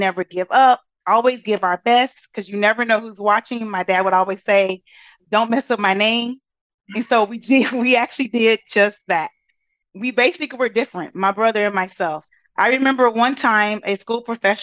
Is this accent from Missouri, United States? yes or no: no; Brazoria, Texas, United States; I am from a small town outside of Houston. I normally say Houston because it's easier, but my population was about 4,000 people